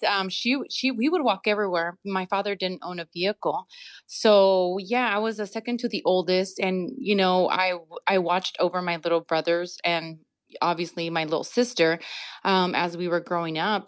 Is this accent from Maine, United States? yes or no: no; Santa Ana, California, United States; also born or lived in Mexico; growing up in Santa Ana, I actually lived on Garfield